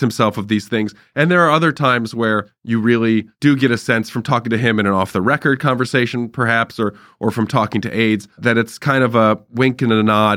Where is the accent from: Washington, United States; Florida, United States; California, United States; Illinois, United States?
California, United States; Irvine; I grew up in Irvine